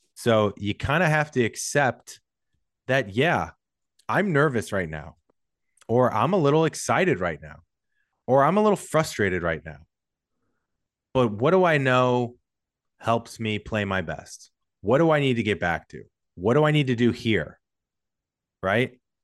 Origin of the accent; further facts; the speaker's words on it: St. Louis, Missouri, United States; now in Los Angeles, United States; I'm from Saint Louis, big sports town